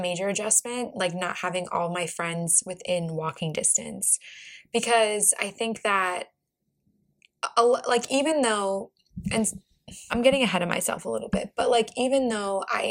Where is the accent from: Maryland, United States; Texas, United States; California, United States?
Maryland, United States; Baltimore; now in Arlington, United States; I'm originally from Baltimore too